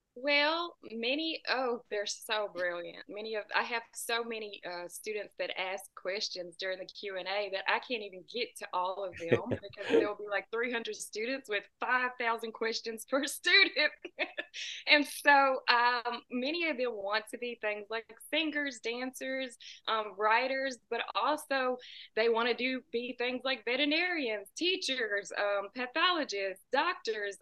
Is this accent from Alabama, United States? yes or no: no; Tennessee, United States; about two hours south of Nashville